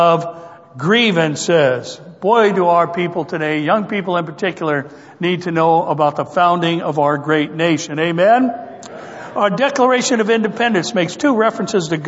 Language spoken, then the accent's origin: English; United States; As American Christians